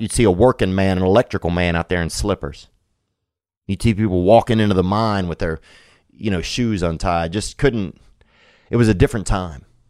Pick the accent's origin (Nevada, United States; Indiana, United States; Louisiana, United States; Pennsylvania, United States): Louisiana, United States; Covington; In Covington, that's my hometown